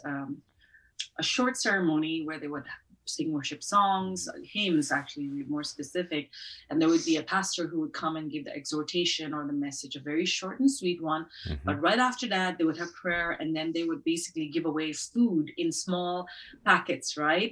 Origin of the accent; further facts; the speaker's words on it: Nagaland, India; moved away; the northeastern part of India, and especially the state where we come from, Nagaland